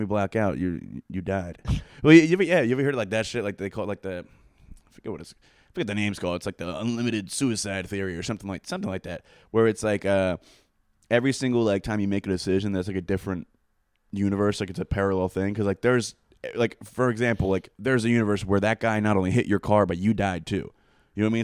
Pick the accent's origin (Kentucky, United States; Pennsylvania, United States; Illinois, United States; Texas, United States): Pennsylvania, United States; Coatesville; I'm from Coatesville